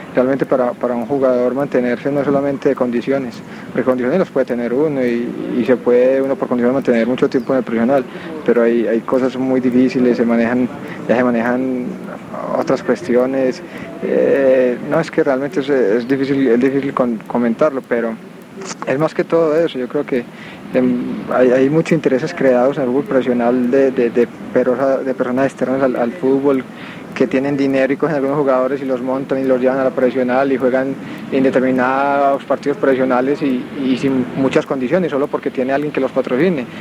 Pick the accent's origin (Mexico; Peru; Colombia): Colombia; also born or lived in Medellín / Cali; aquí en Colombia estamos en un país muy violento